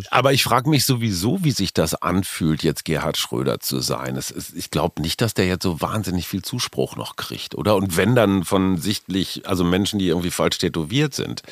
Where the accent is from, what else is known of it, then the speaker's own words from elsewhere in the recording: Münster, North Rhine-Westphalia, Germany; Münster, wie du weißt, ist meine Heimatstadt.